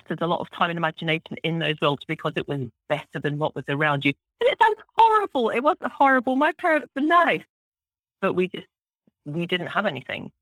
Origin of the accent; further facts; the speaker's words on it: just outside Glasgow, Scotland, United Kingdom; I grew up in Scotland, just outside the city of Glasgow in the west coast of Scotland